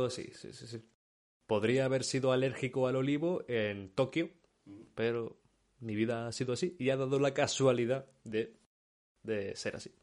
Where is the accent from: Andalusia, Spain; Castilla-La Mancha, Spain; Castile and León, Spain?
Andalusia, Spain; Córdoba; yo soy de Córdoba, una zona muy seca